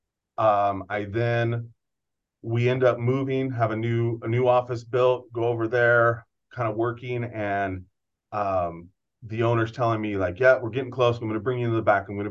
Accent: Gilroy, California, United States; also born or lived in New Mexico; I'm from Gilroy, born and raised in Gilroy, knew San Jose very well.

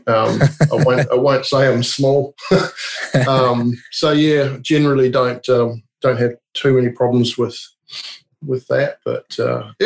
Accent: New Zealand; also born or lived in England; now in Australia; I'm from New Zealand, but I've lived in England and now in Australia

